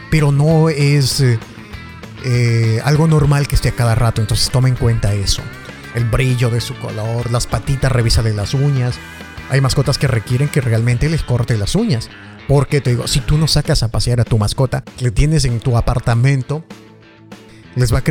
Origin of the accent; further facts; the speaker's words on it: Ecuador; Soy de Ecuador y me alegra mucho hacer esto